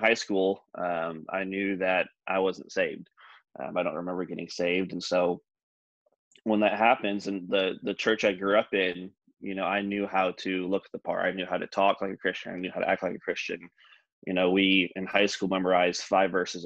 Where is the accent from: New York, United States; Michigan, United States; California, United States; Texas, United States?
Michigan, United States; I grew up in Michigan, the state of Michigan.